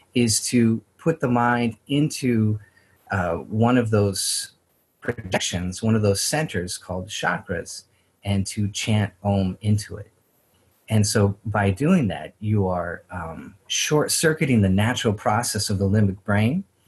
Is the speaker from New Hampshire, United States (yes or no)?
no; Idaho Panhandle and Spokane, United States; born or raised there